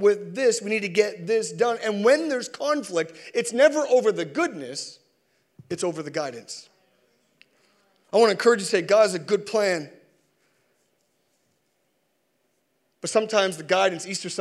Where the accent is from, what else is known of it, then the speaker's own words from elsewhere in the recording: Sackville, Canada; And I'm from Sackville